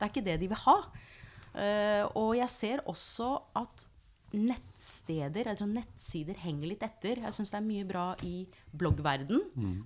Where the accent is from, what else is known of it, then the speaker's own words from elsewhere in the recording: United States; Norwegian is a second language; now in Norway; jeg er opprinnelig amerikaner